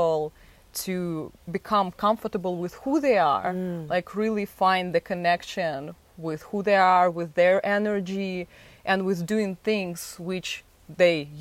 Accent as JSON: {"language": "English", "region": "Moscow", "country": "Russia", "tie": "born or raised there", "moved": "yes", "said": "I'm from Moscow, Russia, and my childhood was something what actually made me think that I want more."}